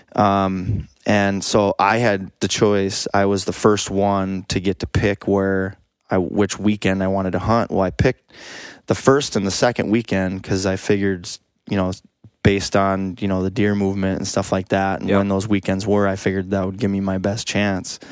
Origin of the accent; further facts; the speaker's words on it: Northwest Minnesota, United States; I grew up in Northwest Minnesota